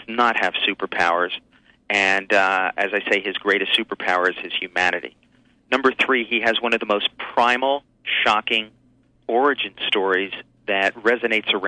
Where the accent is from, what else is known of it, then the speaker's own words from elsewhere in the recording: New York City, New York, United States; growing up around New York City